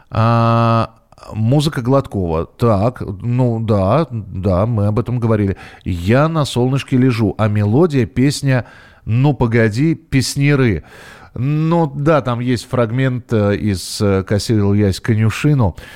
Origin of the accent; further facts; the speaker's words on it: Belarus; А, я сам из Беларуси, поэтому и песнеры мои любимые.